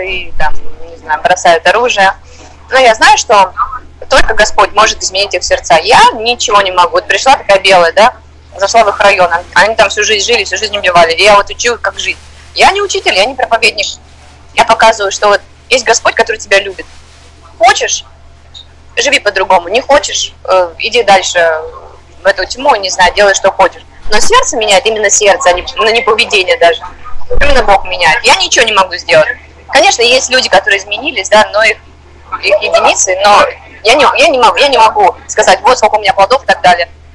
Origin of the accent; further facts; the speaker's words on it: Moscow, Russia; moved away as an adult; now in Uganda; я из России, я из Москвы